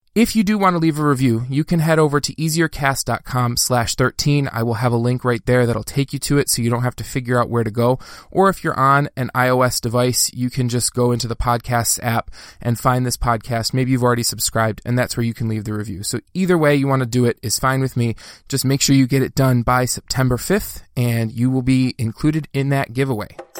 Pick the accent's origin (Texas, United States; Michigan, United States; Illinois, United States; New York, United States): Michigan, United States; Dearborn; when I was growing up in Dearborn, Michigan, that's where I grew up